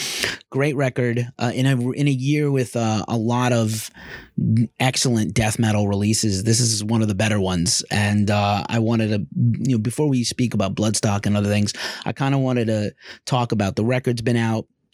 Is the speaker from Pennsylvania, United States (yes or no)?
no; New York, United States; I'm clearly American from New York with an accent